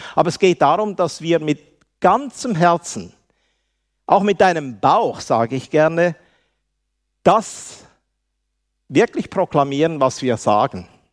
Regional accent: Switzerland; accent: Swiss German; mein Deutsch ist ein Schweizer Deutsch und nicht wirklich ein, ein, äh, richtiges Deutsch. Aber ich kann so viel sagen, ich bin ein erlöster Schweizer

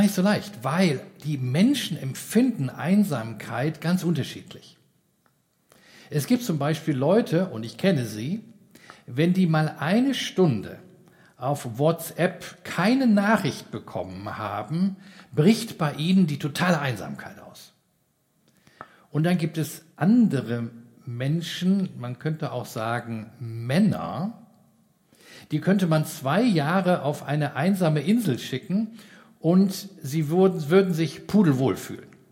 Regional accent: Giessen, Hesse, Germany; bei uns in Gießen, wo ich herkomme

